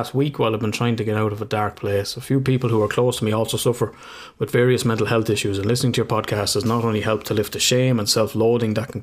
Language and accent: English; Ireland; just two Irish lads